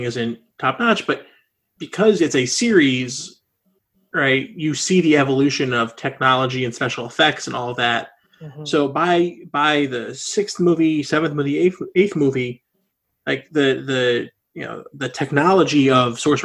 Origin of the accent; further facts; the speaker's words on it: New Jersey, United States; also born or lived in Mount Laurel, New Jersey; I'm from North Jersey, which is like very much more New York, where South Jersey is very Pennsylvania